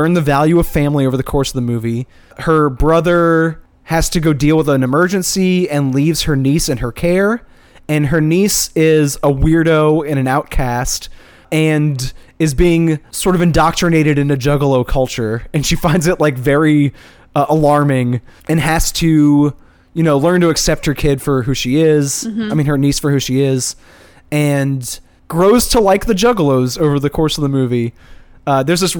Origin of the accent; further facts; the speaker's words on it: Chalmette, Louisiana, United States; I'm from Chalmette